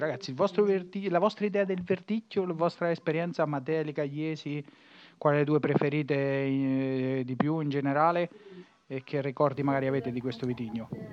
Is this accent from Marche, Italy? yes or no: yes; Marche, Italy; moved away as an adult; now in Emilia-Romagna, Italy; dico che sono marchigiano